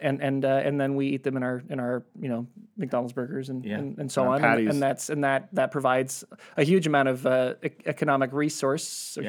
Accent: Australia; I'm an Aussie.

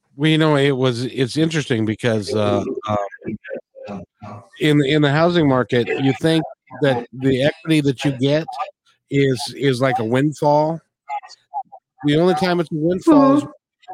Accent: United States; in the United States, we can't even speak English well.

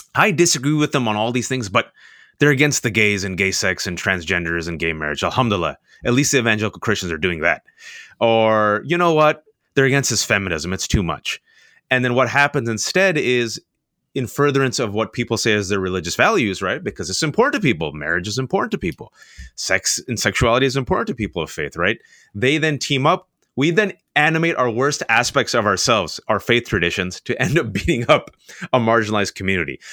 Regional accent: United States; I'm a practicing Muslim, born and raised in America

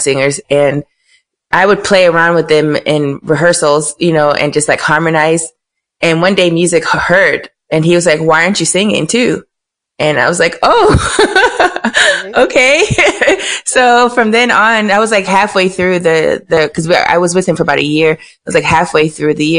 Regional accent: Miami, Florida, United States; I'm from Miami.

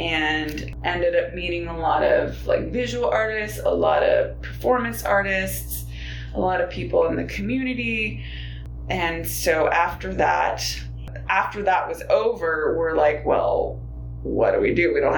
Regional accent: Inland Empire, Southern California, United States; also born or lived in Montclair, California; I was born and raised in Southern California.

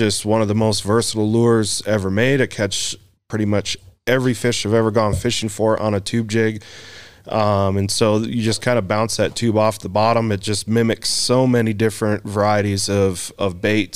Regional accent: Door County, Wisconsin, United States; also born or lived in Colorado; now in Wyoming, United States; I grew up in Door County, Wisconsin, which is kind of the fishing mecca of the United States.

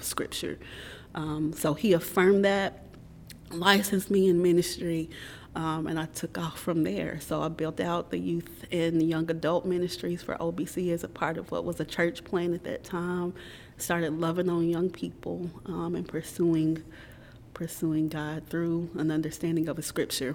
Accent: Middle Tennessee, United States; moved away as an adult; also born or lived in Nashville, Tennessee / Columbia, Tennessee; now in Knoxville, United States; I grew up in Middle Tennessee. Um, so spent elementary school formative years in Nashville. Uh-oh and um, middle school, high school, about 45 minutes south in Columbia, Tennessee

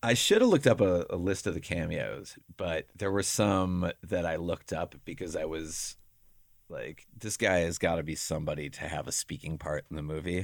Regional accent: Buffalo, New York, United States; despite growing up in Buffalo, New York, I've never been in New York City

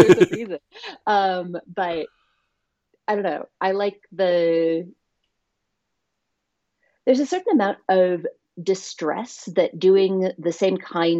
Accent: New York City, New York, United States; also born or lived in Southwest US; I'm from New York City, and that's where my whole family is, and that's what I will always think of as home. But I've lived on, I think, 3 continents now and like 5 countries.

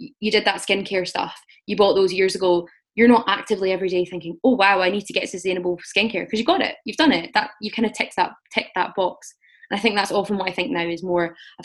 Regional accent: Scotland, United Kingdom; I'm from Scotland

